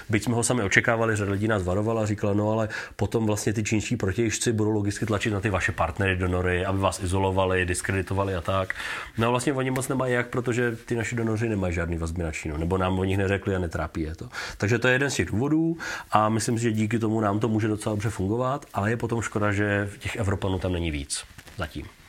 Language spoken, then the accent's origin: Czech; Czechia; že nejsem američan, ale že jsem z Česka